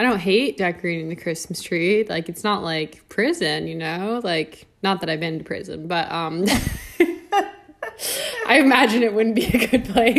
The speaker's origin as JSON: {"language": "English", "region": "Pacific Northwest", "country": "United States", "tie": "born or raised there", "said": "I grew up in the Pacific Northwest"}